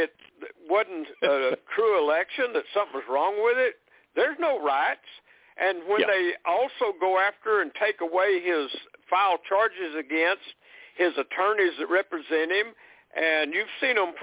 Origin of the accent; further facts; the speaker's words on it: United States; I was born and raised in America